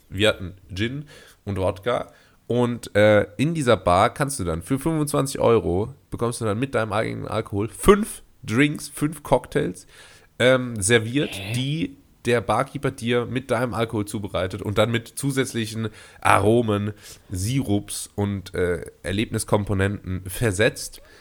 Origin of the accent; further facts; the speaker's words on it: Karlsruhe, Baden-Württemberg, Germany; now in Portugal; in meiner Heimatstadt Karlsruhe